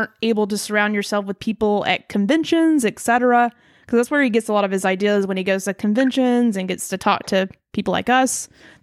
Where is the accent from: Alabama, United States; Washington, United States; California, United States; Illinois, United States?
Alabama, United States; Birmingham; I'm from Birmingham, Alabama